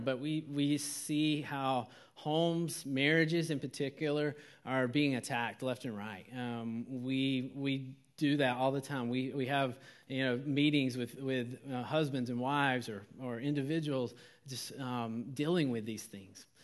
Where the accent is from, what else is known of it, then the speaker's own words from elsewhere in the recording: Georgia, United States; moved away; I am from Georgia